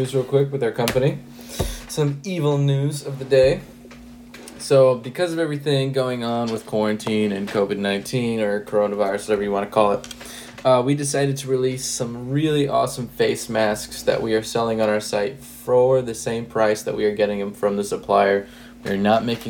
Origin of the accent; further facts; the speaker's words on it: Huntington Beach, California, United States; now in Sunnyvale, United States; where I grew up in Huntington Beach